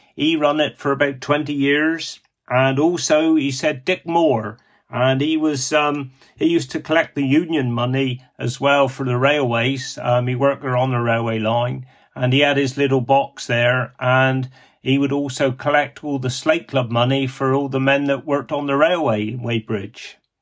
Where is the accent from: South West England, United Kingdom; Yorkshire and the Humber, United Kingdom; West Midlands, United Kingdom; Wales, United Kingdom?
South West England, United Kingdom; Cornwall; accent: Cornish; me Cornish dialect